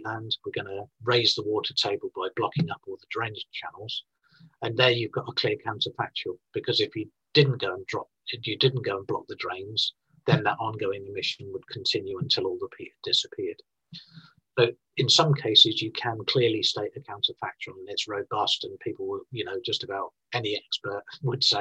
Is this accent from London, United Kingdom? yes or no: no; Scotland, United Kingdom; I'm from Scotland in the UK